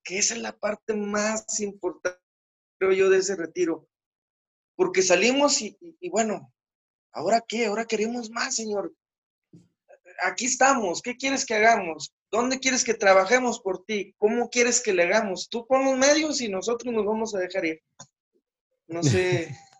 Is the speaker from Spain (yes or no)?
no; San Pedro, Mexico; muchas familias de donde soy de San Pedro son producto del Continental